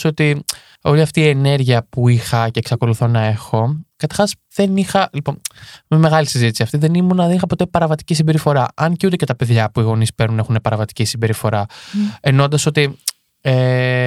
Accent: Marousi, Attica, Greece; γεννήθηκα έτσι στην, στην Αττική, στο Μαρού συγκεκριμένα

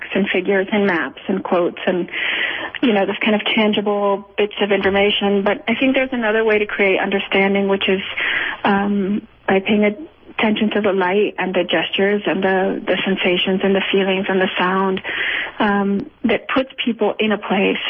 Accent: Culiacán, Sinaloa, Mexico; I was raised in Culiacan, which is the city where the cemetery is

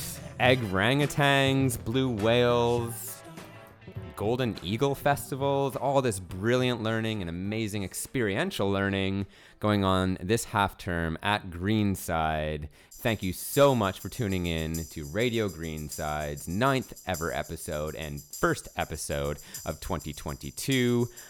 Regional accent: Canada; as a Canadian I should know, it requires a lot of resilience.

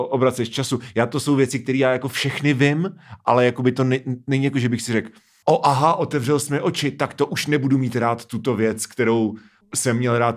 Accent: Moravia, Czechia; Všetci jsme z Moravy.

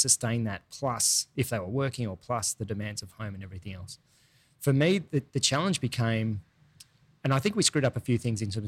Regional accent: Sydney, New South Wales, Australia; also born or lived in Taree, Australia / New York, United States / Los Angeles, United States; spent most of my life actually growing up in Sydney

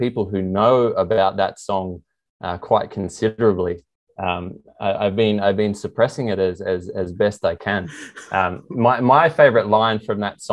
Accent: Australia; moved away as an adult; also born or lived in Canberra, Australia / Paris, France / California, United States; now in Sydney, Australia; growing up in Coral

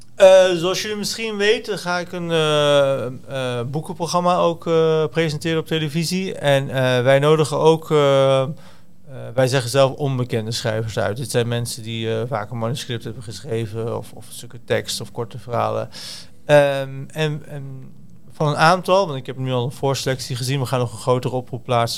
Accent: Deventer, Overijssel, Netherlands; also born or lived in Zwolle; Ik kom dus uit Deventer

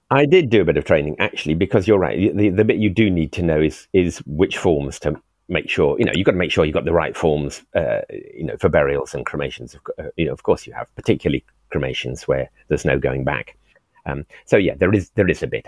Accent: Swansea, Wales, United Kingdom; also born or lived in Cornwall; now in England; I was born in Wales, oh. sixty six years ago in Morriston Hospital

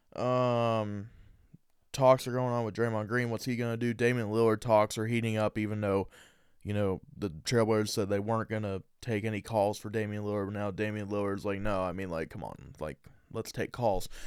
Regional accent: Indiana, United States; I'm from Indiana

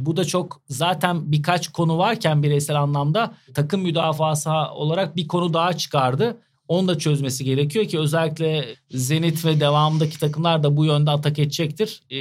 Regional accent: Turkey; Şimdi farklı bir mağlubiyet olduğunda biz biraz Türküz, duygusalız.

